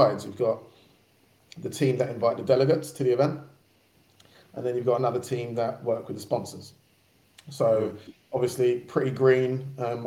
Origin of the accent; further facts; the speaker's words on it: Barking, London, United Kingdom; I'm from Barking, but I was going out to a school further out in Essex